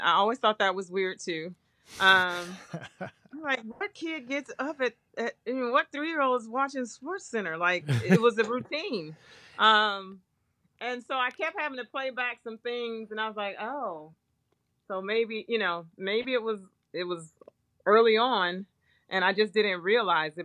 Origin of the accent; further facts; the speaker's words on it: Flint, Michigan, United States; moved away as an adult; also born or lived in Houston, Texas / South Bend, Indiana; now in Indianapolis, United States; I was from Flint, Michigan